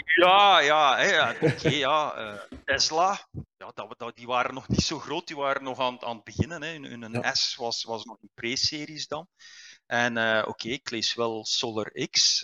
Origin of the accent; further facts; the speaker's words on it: Liedekerke, Flanders, Belgium; moved away as an adult; also born or lived in Aalst / Ghent; Ik ben eigenlijk ik ben van, eh, van Brabant. Ik ben ah. eh, geboren in Aalst, maar, maar mijn thuis stond in Liedekerke